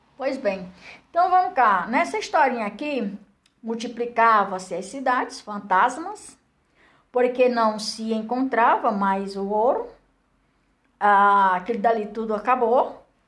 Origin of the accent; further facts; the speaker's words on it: Barro Branco, near Pentecoste, Ceará, Brazil; moved away as an adult; also born or lived in Cerquinha, near Pentecoste; now in Brasília, Brazil; Nasci lá na Seriquinha, me criei em Barro Branco. Aí depois casei, fui andando, andando, crescendo e agora estou aqui em Brasília.